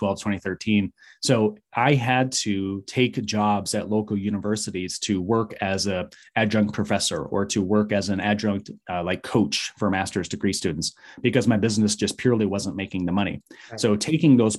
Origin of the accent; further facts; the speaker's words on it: Michigan, United States; moved away as an adult; now in Arizona, United States; I was raised in Michigan in a very small town